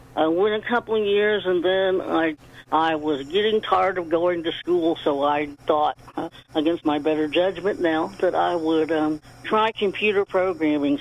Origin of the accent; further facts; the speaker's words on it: Beech Grove, Indiana, United States; I was born in a little town called Beech Grove, Indiana